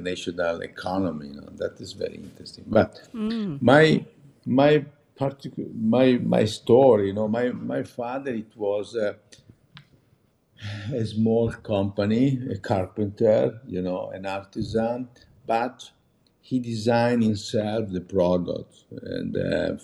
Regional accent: Meda, Lombardy, Italy; English is a second language; now in Milan, Italy; I grew up in Meda

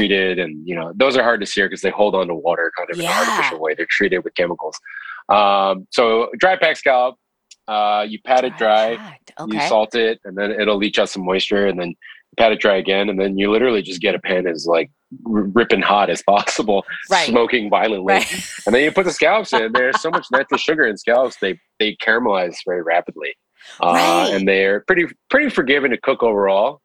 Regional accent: New York City, New York, United States; also born or lived in Long Island / Manhattan / Brooklyn; I grew up in Queens, a big part of it.

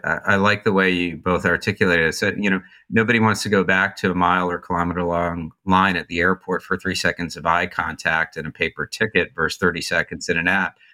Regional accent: New Jersey, United States; moved away as an adult; also born or lived in New York City / Santa Monica; I'm from New Jersey

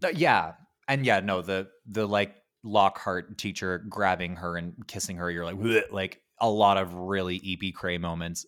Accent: Ottawa, Ontario, Canada; I'm originally from Ottawa, which is the capital of Canada

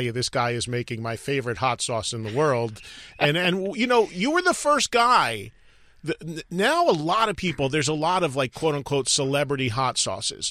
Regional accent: New Jersey, United States; my home state representing here while I'm on the West Coast

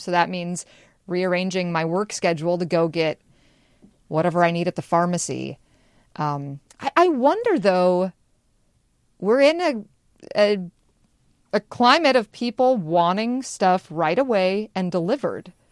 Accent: Spokane, Washington, United States; now in Seattle, United States; growing up in Spokane, our little local pharmacy, you know, my mom knew them by name

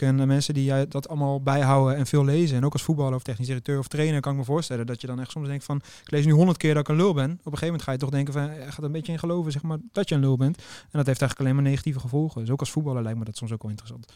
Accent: Netherlands; ook als Nederlander zijn

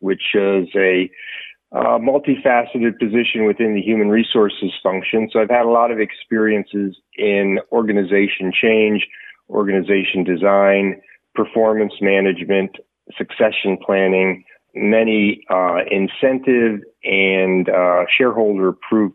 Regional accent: Nazareth, Pennsylvania, United States; moved away as an adult; now in Bluffton, United States; I'm actually a Lehigh Valley native. I grew up in Nazareth, Pennsylvania

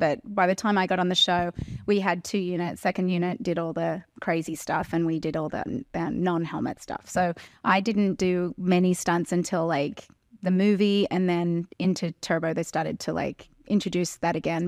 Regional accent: Terrigal, New South Wales, Australia; moved away; I grew up on the Central Coast

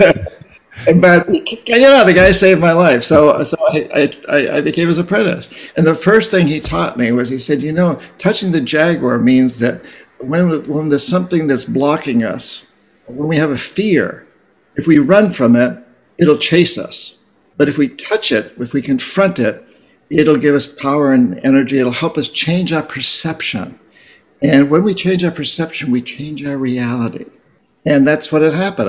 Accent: New Hampshire, United States; I come from New Hampshire.

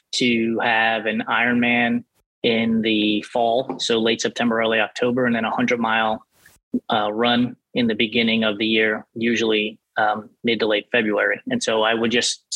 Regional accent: New York City, New York, United States; also born or lived in Rockland County, New York; I grew up in the Bronx and in New York and Rockland County.

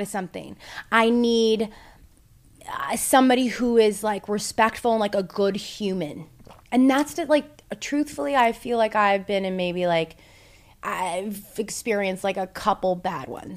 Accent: Toronto, Ontario, Canada; We're from Toronto

